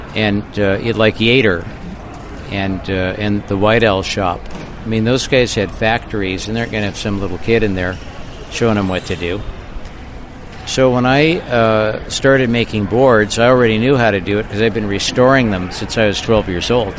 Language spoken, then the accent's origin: English; Santa Barbara, California, United States; moved away as an adult; also born or lived in North Shore, Oahu; now in Half Moon Bay, United States; I was raised in Santa Barbara, and that's where my business was